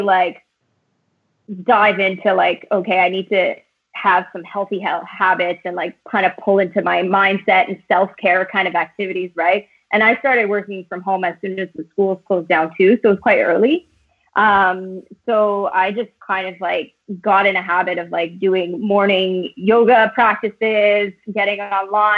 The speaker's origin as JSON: {"language": "English", "town": "Timmins", "region": "Ontario", "country": "Canada", "tie": "born or raised there", "also_born_or_lived": "Ottawa / west coast of Canada", "moved": "as an adult", "said": "I was born and raised in Timmins, but I left Timmins when I was 19."}